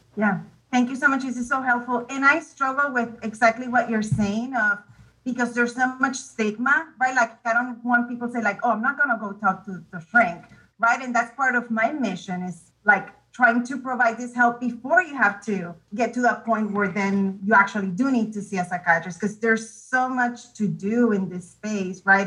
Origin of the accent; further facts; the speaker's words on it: Puerto Rico; now in Round Rock, United States; I am actually from Puerto Rico, but I'm not far from you. I am in Round Rock.